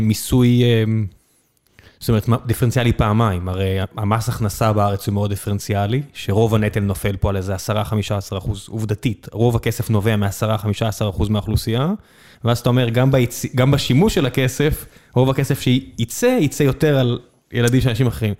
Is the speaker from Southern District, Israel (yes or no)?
yes; Beersheba, Southern District, Israel; moved away; אני גדלתי בבאר שבע